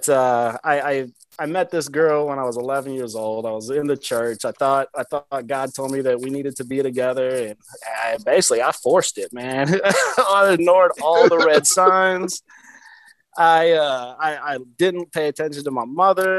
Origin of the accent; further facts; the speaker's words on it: Michigan, United States; moved away as an adult; also born or lived in Hawaii / Las Vegas / Seattle / Pennsylvania; born and raised in Michigan